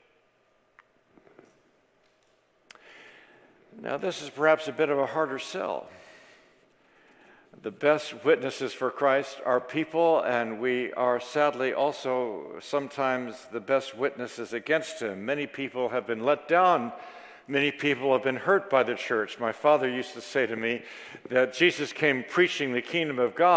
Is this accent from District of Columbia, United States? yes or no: yes; Washington, District of Columbia, United States; I was raised in Washington, D.C.